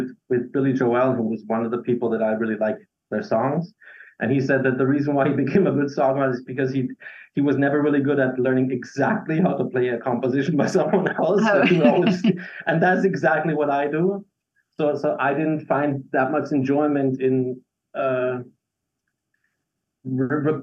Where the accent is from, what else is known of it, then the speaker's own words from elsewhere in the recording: Graz, Styria, Austria; first language English; moved away as an adult; now in Vienna, Austria; I'm from Graz, the second largest city in Austria, capital of Styria.